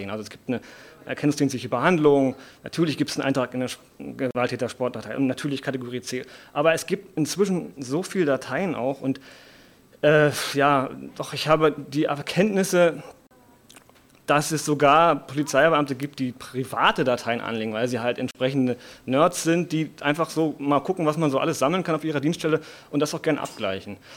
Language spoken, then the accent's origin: German; Potsdam, Brandenburg, Germany; Ich bin aus Potsdam, bin eher aus dem Einzugsbereich Potsdam und Berlin